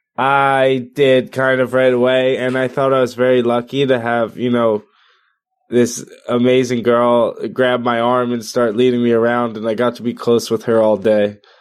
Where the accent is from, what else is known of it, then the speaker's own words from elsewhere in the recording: Spring Lake, New Jersey, United States; I grew up in the Jersey Shore in, in Spring Lake, New Jersey